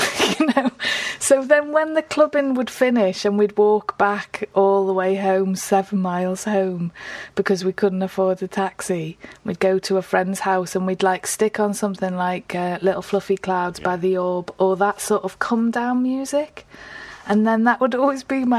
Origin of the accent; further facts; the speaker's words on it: Liverpool, North West England, United Kingdom; now in Newcastle, United Kingdom; I'm from Liverpool, even though I live in Newcastle, and I live between Chilwell and Woolton